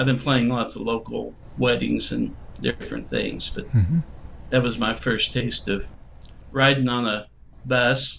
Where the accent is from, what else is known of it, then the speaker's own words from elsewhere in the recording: Jefferson City, Missouri, United States; also born or lived in New Orleans / San Francisco / Austin; now in Kansas City, United States; I grew up in Jefferson City.